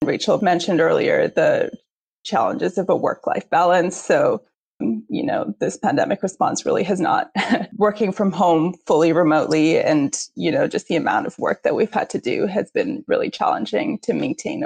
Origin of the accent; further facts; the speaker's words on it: India; moved away; as an Indian and an immigrant